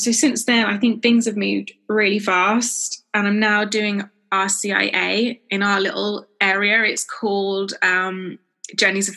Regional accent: South West England, United Kingdom; I'm from the southwest of England

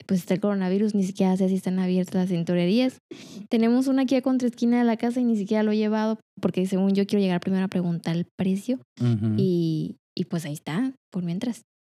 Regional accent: Culiacán, Sinaloa, Mexico; also born or lived in La Paz; nací en Culiacán, estuve siete años ahí y ahí estuvimos, yo creo que me tocó a mí en, una casa y luego después en La Paz estuvimos como en cinco casas y luego después me vine para acá

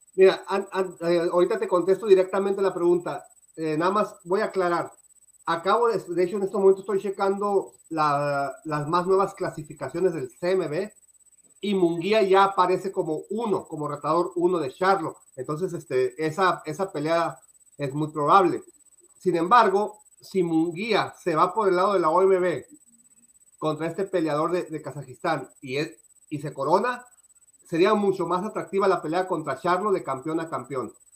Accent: Mexico; a mí como mexicano

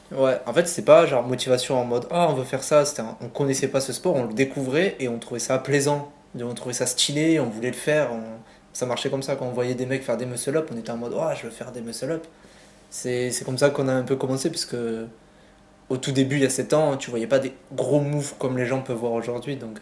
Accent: Sète, Occitania, France; now in Montpellier, France; je suis né à Sète, donc une petite ville dans le sud

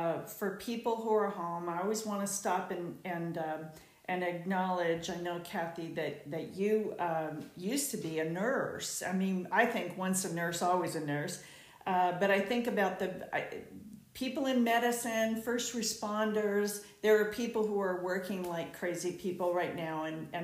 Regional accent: Southern California, United States; I'm from Southern California

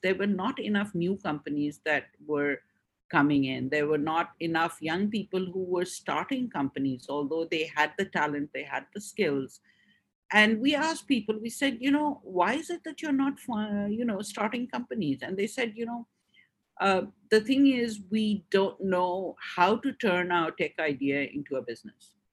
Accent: Hong Kong; also born or lived in Pakistan; now in Karachi, Pakistan; I grew up in Hong Kong and I moved back to Pakistan in the mid 90s.

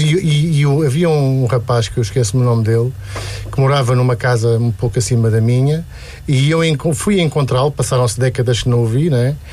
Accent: Lisbon, Portugal; also born or lived in Cela, Alcobaça; Eu, eu, eu nasci na cela, uh, mas fui criado basicamente em Lisboa

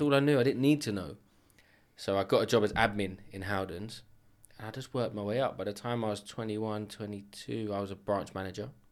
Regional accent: London, United Kingdom; now in Enfield, United Kingdom; I grew up in Edmonton

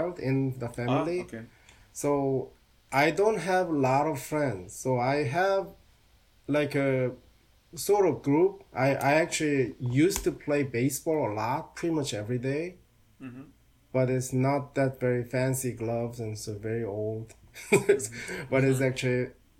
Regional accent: Seoul, South Korea; now in United States; my hometown is Seoul

